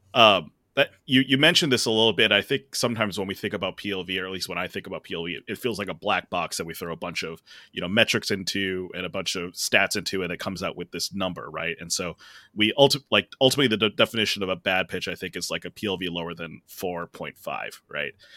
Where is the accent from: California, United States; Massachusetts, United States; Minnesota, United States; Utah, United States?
Minnesota, United States; I'm a Minnesotan